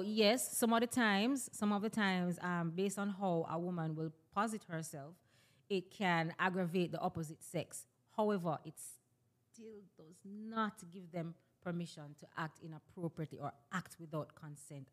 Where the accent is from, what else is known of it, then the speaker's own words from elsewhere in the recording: Jamaica; I'm a Jamaican personality because that's my ethnicity, that's my nationality